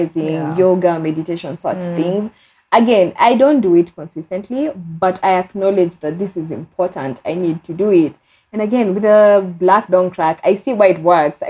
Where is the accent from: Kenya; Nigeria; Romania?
Kenya; Being a Kenyan